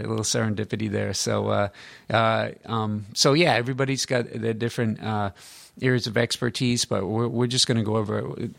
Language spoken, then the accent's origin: English; Rhode Island, United States; my home state